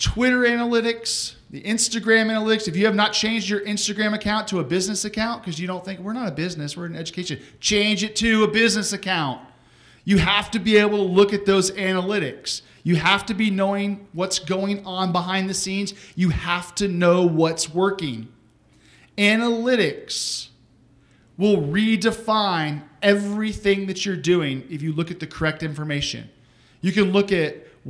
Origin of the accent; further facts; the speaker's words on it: Texas, United States; I'm from Texas